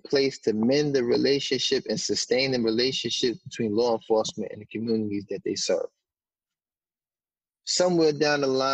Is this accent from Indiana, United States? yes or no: no; New York City, New York, United States; I grew up in Harlem